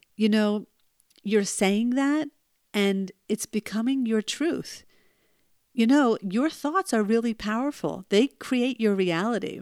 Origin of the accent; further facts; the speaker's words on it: New Jersey, United States; when I was born in New Jersey